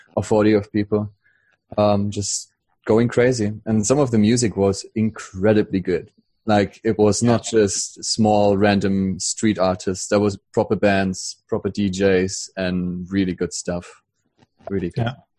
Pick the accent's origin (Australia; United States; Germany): Germany; now in London, United Kingdom; from Germany living in London